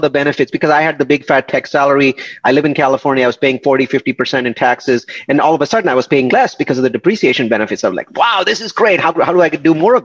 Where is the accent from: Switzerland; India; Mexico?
India; moved away as an adult; I'm from India and I came here in 1997